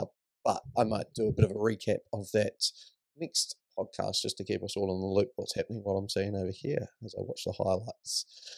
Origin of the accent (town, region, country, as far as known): New Zealand; born or raised there